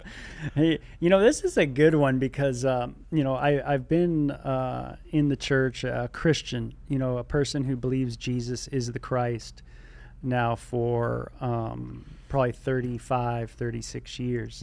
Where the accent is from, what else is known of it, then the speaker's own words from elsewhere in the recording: California, United States; I'm from California